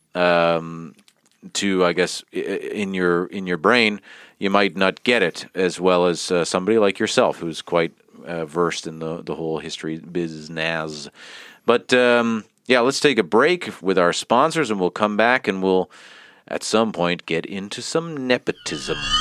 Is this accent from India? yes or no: no; Canada; now in Finland; We're both from Canada and we live in Finland